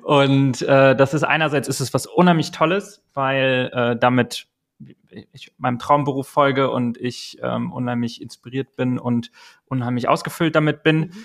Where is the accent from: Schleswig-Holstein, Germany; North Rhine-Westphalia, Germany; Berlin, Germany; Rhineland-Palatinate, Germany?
North Rhine-Westphalia, Germany; Eschweiler; now in Hamburg, Germany; da gab es die Schulzeit ähm, in meiner Heimatstadt, ähm, Kleinstadt in Nordrhein-Westfalen